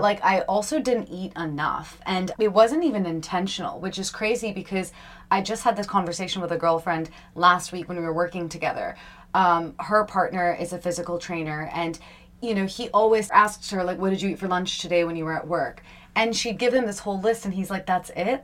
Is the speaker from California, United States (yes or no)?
no; Long Island, New York, United States; moved away; also born or lived in India; I was born and brought up in New York, and I I grew up on Long Island